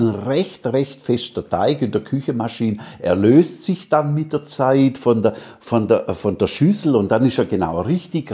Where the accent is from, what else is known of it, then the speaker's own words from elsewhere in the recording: Stuttgart, Baden-Württemberg, Germany; accent: Swabian; moved away as an adult; now in Salzburg, Austria; In Stuttgart, da bin ich geboren, da waren wir praktisch, ja, wie soll man denn sagen, da waren wir die Köche von der Haute Volée.